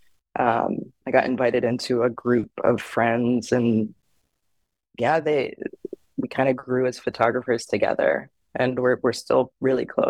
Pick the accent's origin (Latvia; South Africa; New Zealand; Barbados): Barbados; now in Pacific Northwest, United States; I grew up in Barbados